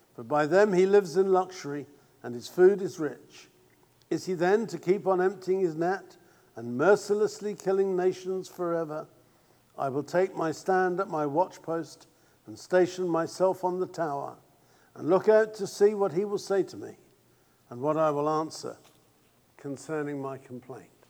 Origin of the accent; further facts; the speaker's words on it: England, United Kingdom; being English